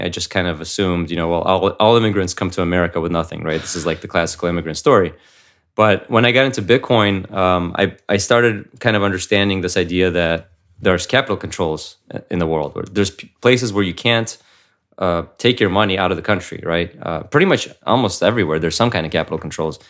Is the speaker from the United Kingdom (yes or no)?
no; United States; also born or lived in Ukraine; I came here, uh, to the United States when I was seven, uh, with my family.